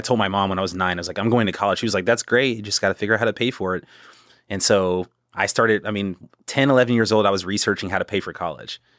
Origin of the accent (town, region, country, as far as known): Killeen, Texas, United States; born or raised there; also born or lived in Temple, Texas / South Carolina